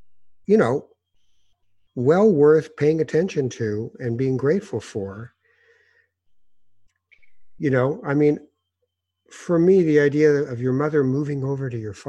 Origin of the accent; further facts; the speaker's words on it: Toronto, Ontario, Canada; also born or lived in Morocco / Winnipeg / Edmonton; I'm supposedly a Toronto guy because I was here since I was a little boy and most of my life. Mm-hmm. I lived in Winnipeg. I lived in Edmonton. I've seen almost every part of this country.